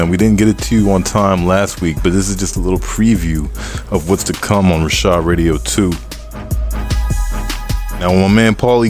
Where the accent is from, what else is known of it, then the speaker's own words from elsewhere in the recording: Maryland, United States; I'm from Maryland.